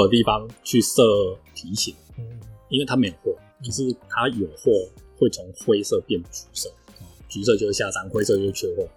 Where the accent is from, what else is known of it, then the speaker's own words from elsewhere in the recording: Taiwan; 我们台湾人